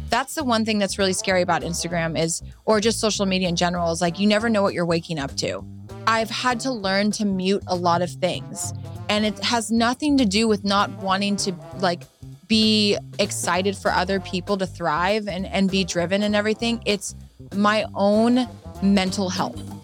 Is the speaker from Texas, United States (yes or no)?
no; Huntington Beach, California, United States; I was raised in Huntington Beach, Surf City